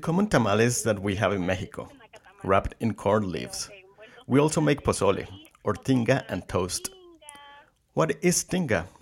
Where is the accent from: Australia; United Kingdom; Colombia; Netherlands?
Colombia; also born or lived in Boston, Massachusetts; now in Mendocino County, United States; I'm originally from Colombia